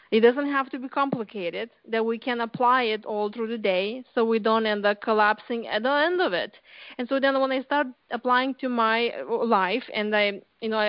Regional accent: Lithuania; English is a second language; moved away as an adult; now in United States; I came here to U.S. 20 years ago from Lithuania

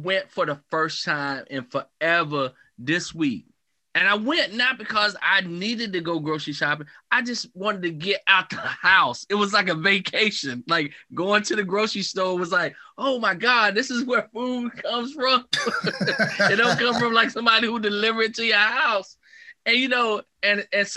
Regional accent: Marlboro County, South Carolina, United States; I grew up in a county, in Marlboro County, South Carolina. And there's this small town called Blenheim.

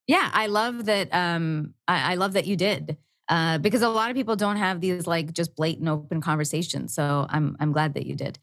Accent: India; I'm Indian

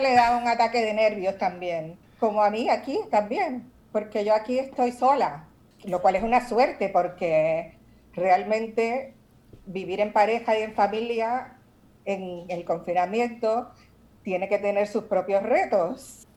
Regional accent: Puerto Rico; moved away; also born or lived in New York / Barcelona; soy puertorriqueña. Claro. Y mi familia está ahí en Santurce.

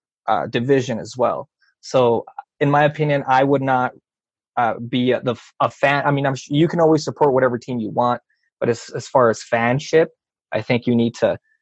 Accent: New York City, New York, United States; I grew up in the Brooklyn area

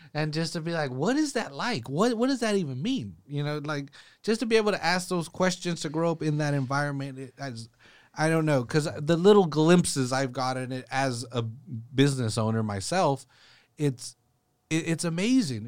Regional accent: Salinas, California, United States; I'm from Salinas, born and raised here.

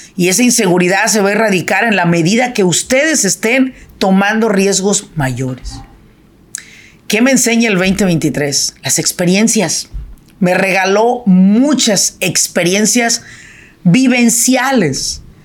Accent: Michoacán, Mexico; now in Irvine, United States; yo soy de Michoacán

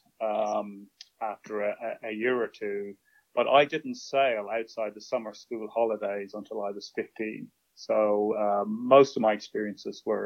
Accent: Dún Laoghaire, Leinster, Ireland; we lived in Dunleary, which is in south part of Dublin near the coast.

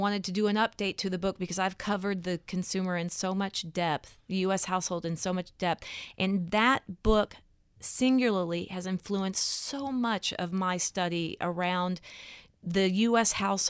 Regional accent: Texas, United States; It's that I was raised in the South, {S5} mm-hmm. {S4} in Texas, and there's this sense of perpetual optimism.

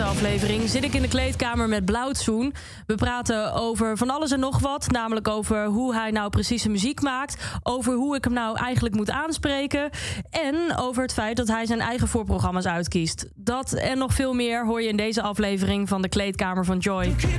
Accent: Twente, Overijssel, Netherlands; Ik kom uit Twente

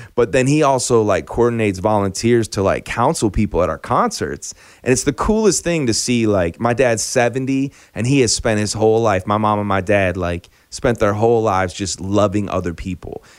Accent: Chicago, Illinois, United States; now in Nashville, United States; I grew up in Chicago

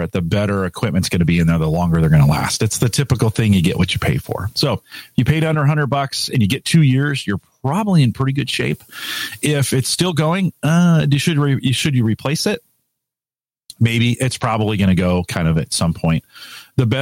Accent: United States; I'm an American

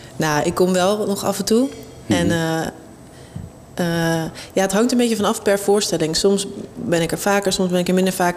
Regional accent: Amsterdam, North Holland, Netherlands; ik ben in Amsterdam opgegroeid

